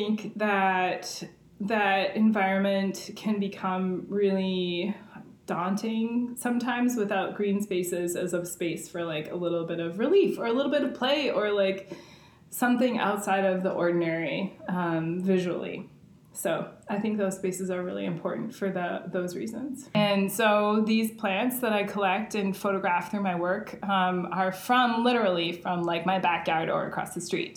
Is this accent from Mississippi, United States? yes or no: no; St. Paul, Minnesota, United States; I grew up in St. Paul, and the area that I grew up in is right near the intersection of 94 and 280.